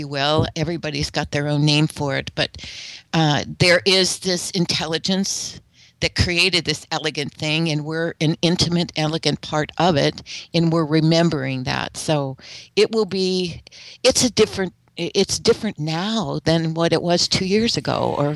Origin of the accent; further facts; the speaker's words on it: United States; I'm speaking as an American